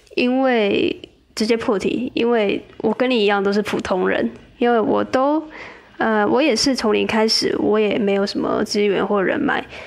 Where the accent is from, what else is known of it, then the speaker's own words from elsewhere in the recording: southern Taiwan, Taiwan; moved away as an adult; also born or lived in Taipei; 因为我老家在南部